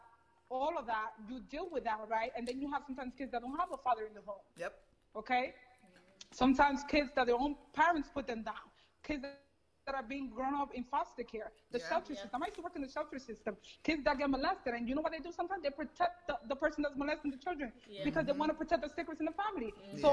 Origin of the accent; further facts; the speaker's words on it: United States; I'm glad I'm an American. Like, thank God I was born here. Because if I would have been born in the Dominican Republic, and this is no shade to my parents' countries, obviously.